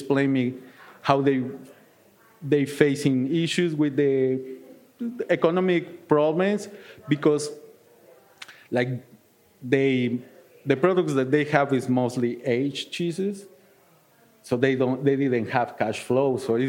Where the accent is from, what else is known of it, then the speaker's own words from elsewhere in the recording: Mexico City, Mexico; English is a second language; now in Milwaukee, United States; So, and then, like, I came from Mexico City. It was like, I will not be in a big, big city. I live in Milwaukee, but the same, no?